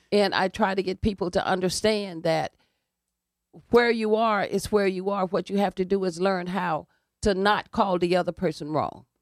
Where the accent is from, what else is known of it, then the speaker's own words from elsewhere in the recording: Alabama, United States; also born or lived in Indiana; now in New Haven, United States; I grew up in the segregated South, and I grew up basically around, uh, black people in a black community.